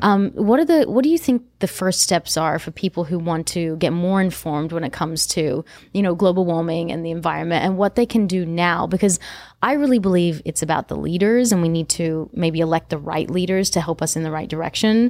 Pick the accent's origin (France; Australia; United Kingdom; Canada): Australia; I'm from Australia